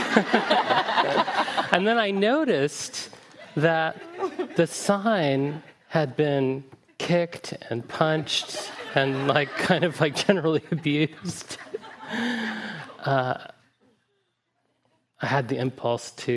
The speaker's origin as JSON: {"language": "English", "region": "Deep South", "country": "United States", "tie": "born or raised there", "said": "I grew up in the Deep South, mostly white"}